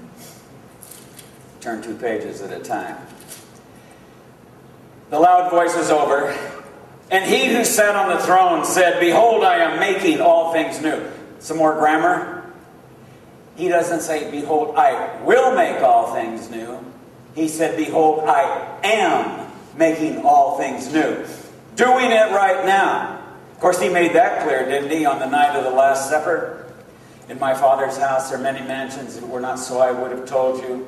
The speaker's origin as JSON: {"language": "English", "region": "California", "country": "United States", "tie": "born or raised there", "also_born_or_lived": "Miami / Atlanta", "moved": "yes", "said": "I was born and raised in California"}